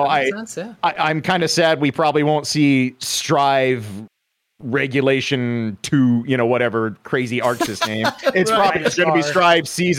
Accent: Des Moines, Iowa, United States; I am from Central Iowa, capital city, Des Moines

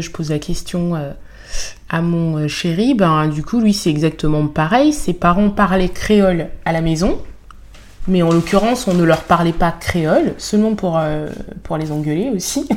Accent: France; accent: French; first language Bassa; avec mon accent français

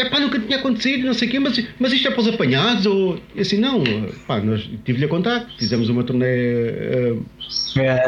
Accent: Lisbon, Portugal; somos portugueses, somos de Lisboa

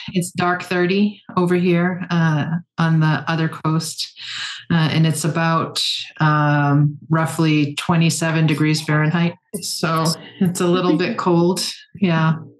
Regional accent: Penobscot Nation, Maine, United States; I am from the Penobscot Nation and the Passamaquoddy tribe of Tsibayak. My family is Bear Clan from the Penobscot Nation and Crow Clan from the Passamaquoddy tribe of Tsibayak. And we are here in Banawabskewi territory in Chkwabinakiyak, which is the Canadian Maritimes and down into Maine

